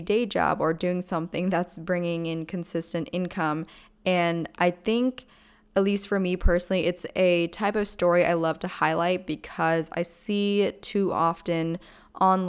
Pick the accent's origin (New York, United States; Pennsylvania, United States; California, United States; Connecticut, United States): Pennsylvania, United States; I'm actually from Pennsylvania